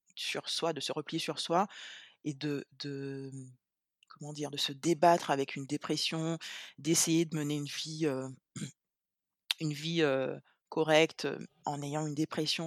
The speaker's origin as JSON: {"language": "French", "country": "Guadeloupe", "said": "je suis guadeloupéenne"}